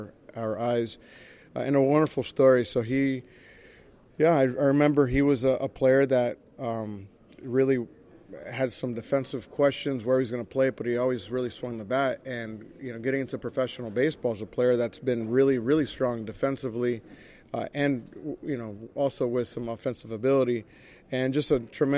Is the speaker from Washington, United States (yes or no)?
no; Orlando, Florida, United States; also born or lived in Puerto Rico; my family moved to Orlando when I was still like six or seven years old. So I grew up in Orlando